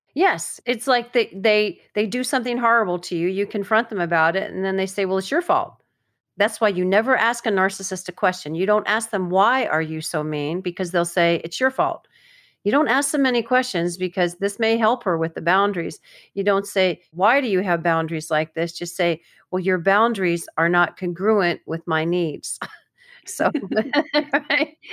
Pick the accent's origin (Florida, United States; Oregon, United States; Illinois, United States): Florida, United States; I'm from Florida